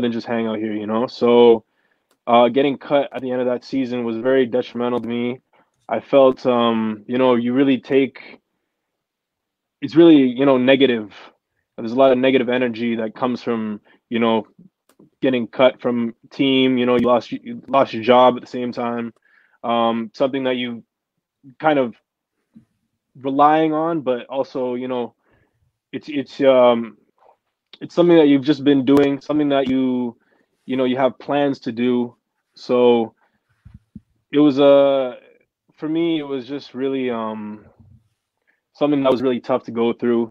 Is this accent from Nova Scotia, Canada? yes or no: no; Ottawa, Ontario, Canada; From Ottawa, born and raised, South End.